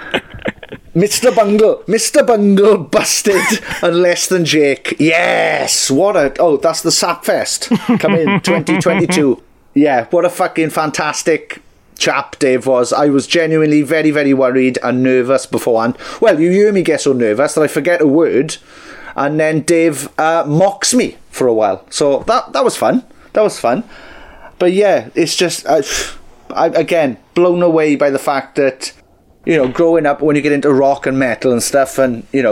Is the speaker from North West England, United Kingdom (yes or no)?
no; Wales, United Kingdom; we're super Welsh